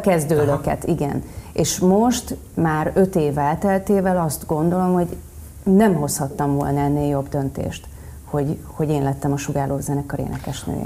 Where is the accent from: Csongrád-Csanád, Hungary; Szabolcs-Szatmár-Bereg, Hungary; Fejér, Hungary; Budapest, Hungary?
Szabolcs-Szatmár-Bereg, Hungary; Nyíregyháza; Én nyíregyházi lány vagyok